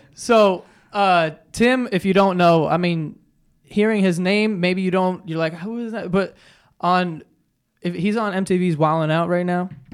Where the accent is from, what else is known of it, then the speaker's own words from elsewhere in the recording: New York, United States; I'm such a New Yorker